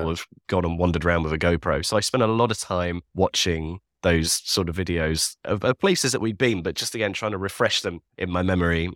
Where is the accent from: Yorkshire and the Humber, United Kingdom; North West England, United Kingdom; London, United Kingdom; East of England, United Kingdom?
Yorkshire and the Humber, United Kingdom; Leeds; I'm from Leeds. So I grew up all around the Yorkshire countryside